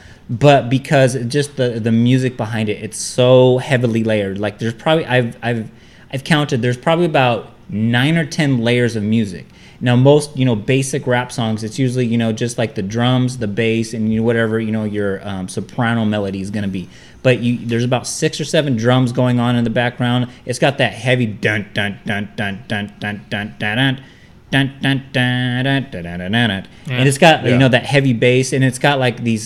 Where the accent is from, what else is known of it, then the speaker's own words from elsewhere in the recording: Bakersfield, California, United States; Art and I, we grew up in East Bakersfield